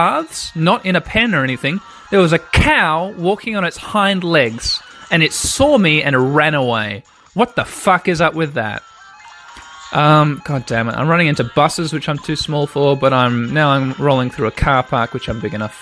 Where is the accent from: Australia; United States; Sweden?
Australia; growing up in Australia